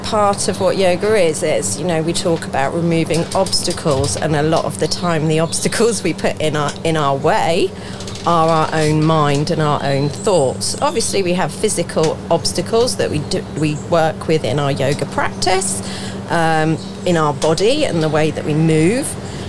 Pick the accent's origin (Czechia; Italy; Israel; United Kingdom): United Kingdom; Farnborough, South East England; also born or lived in Norwich; Originally I was from Norwich, but didn't live there very long. Moved to Farnborough.